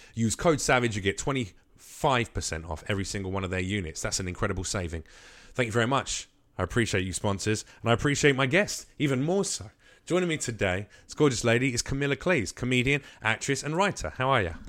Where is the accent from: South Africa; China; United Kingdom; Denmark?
United Kingdom; now in United States; as a Brit